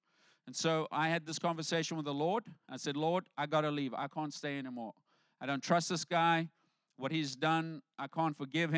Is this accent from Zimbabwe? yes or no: no; South Africa; moved away as an adult; So when I came over from South Africa, I came over with my pastor. He brought me here.